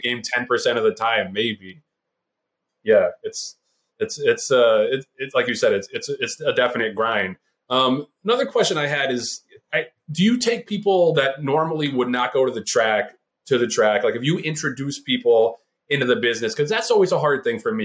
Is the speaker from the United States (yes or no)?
yes; New York City, New York, United States; I'm from Brooklyn